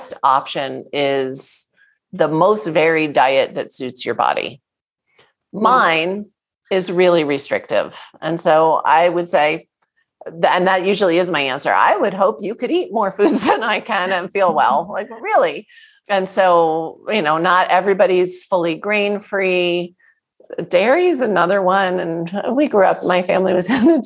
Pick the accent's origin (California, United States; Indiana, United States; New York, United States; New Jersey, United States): New Jersey, United States; I grew up in New Jersey. I'm a Jersey girl.